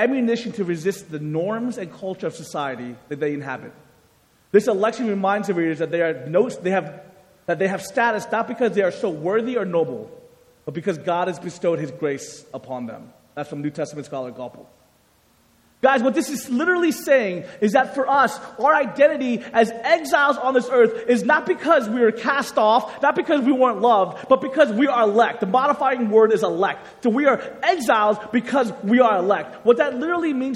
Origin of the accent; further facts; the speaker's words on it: United States; Growing up, I came from a Korean-American home, so my parents were immigrants from Korea, and I was born in the United States